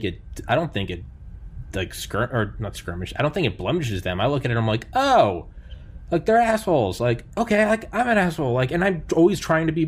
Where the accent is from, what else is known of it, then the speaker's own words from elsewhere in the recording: New England, United States; I'm from New England